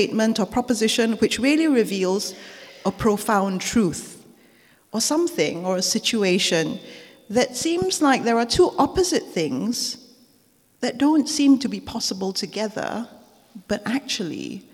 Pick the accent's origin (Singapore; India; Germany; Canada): Singapore; now in United Kingdom; as a child growing up in Singapore.